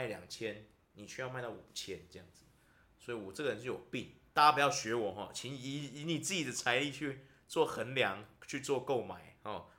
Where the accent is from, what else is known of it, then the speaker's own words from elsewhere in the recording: Taiwan; 我们台湾人